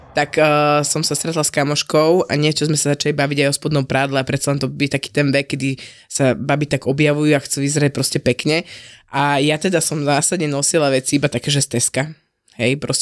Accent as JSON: {"language": "Slovak", "town": "Vlčkovce", "region": "Trnava Region", "country": "Slovakia", "said": "u nás vo Vočkovciach"}